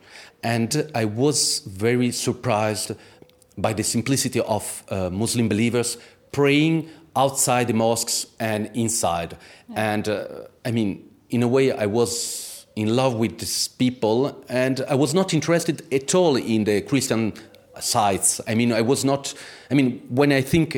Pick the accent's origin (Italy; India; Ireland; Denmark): Italy; English is a second language; moved away as an adult; now in Istanbul, Turkey; In Italy. I grew up in Italy